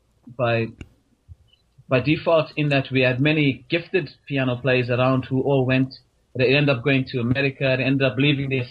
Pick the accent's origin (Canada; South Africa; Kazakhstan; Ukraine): South Africa; moved away as an adult; now in Ireland; South Africa, born and bred, and I've been in Ireland now for 10 years